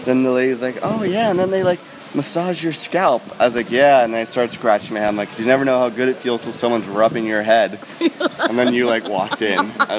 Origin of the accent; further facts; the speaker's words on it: Toronto, Ontario, Canada; I'm from Toronto.